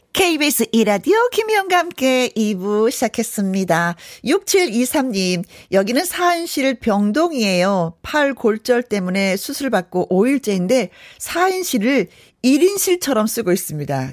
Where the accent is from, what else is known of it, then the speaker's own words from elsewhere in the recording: Wonju, Gangwon, South Korea; also born or lived in Hyeon-ri, Inje / Yanggu; 강원도 저는 현리에서 태어났어요. 그래서 양구에서도 좀 오래 살았고 원주에서는 더 많이 살았고